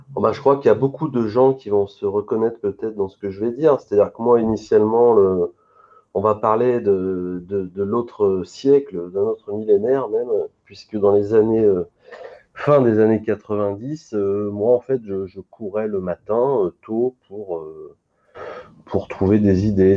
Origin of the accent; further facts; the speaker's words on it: Lyon, Auvergne-Rhône-Alpes, France; je suis lyonnais